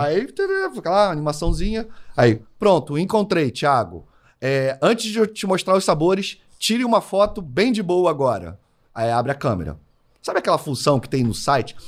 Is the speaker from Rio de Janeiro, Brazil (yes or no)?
yes; Rio de Janeiro, Brazil; eu sou carioca